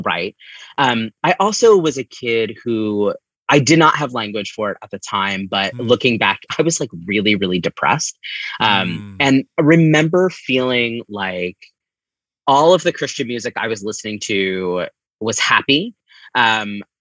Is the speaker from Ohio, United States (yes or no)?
no; Upper Black Eddy, Pennsylvania, United States; I grew up in Upper Black Eddy, which is right on the border of New Jersey between New Hope and Easton